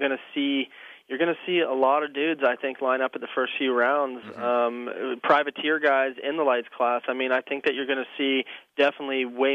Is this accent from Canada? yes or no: yes; Alberta, Canada; I'm from Northern Alberta. You know what I mean?